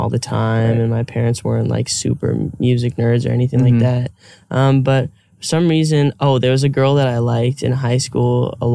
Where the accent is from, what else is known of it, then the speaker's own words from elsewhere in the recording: Phoenix, Arizona, United States; moved away as an adult; also born or lived in New York / California; I was born in Phoenix, Arizona